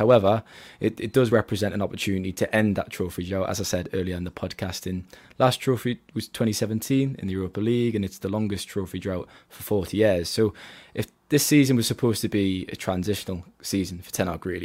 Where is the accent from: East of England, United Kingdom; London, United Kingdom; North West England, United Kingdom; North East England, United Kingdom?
North East England, United Kingdom; Newcastle upon Tyne; I am actually from Newcastle. You can probably tell by my accent